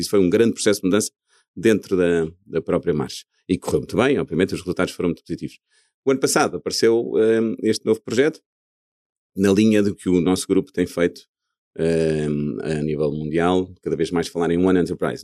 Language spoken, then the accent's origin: Portuguese; Portugal; moved away as an adult; quando saímos de Portugal, enfim, uma pessoa com verdadeiras raízes neste país